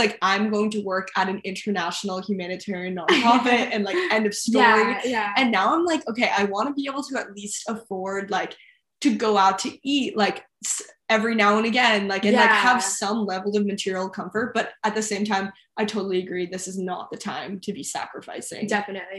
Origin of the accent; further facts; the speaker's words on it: Westchester, New York, United States; moved away as an adult; now in Los Angeles, United States; I'm from Westchester, New York, which is the suburbs of New York City